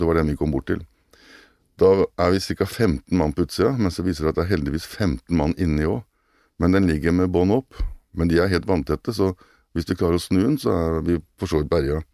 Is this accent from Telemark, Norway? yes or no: yes; Kragerø, Telemark, Norway; moved away as an adult; also born or lived in Oslo; jeg er jo opprinnelig fra Kragerø, selv om jeg bodde i Oslo mange år